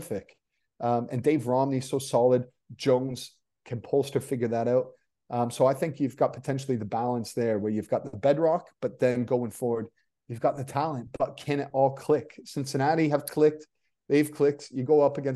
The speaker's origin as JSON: {"language": "English", "country": "Canada", "also_born_or_lived": "England", "moved": "yes", "said": "I'm Canadian, Scottish-Canadian"}